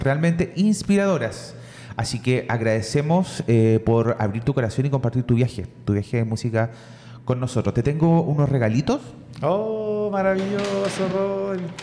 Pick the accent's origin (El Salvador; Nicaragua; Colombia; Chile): Chile; Lota, Biobío; yo también soy de Lota